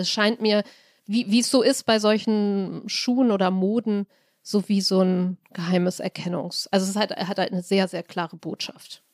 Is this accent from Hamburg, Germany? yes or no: yes; Hamburg, Germany; Ich als Hamburgerin bin sehr weit weg, kulturell und geografisch, von München